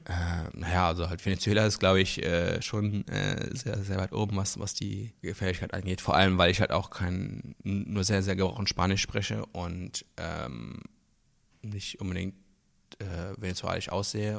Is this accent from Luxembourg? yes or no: yes; Luxembourg; now in Berlin, Germany; ich komme aus Luxemburg ursprünglich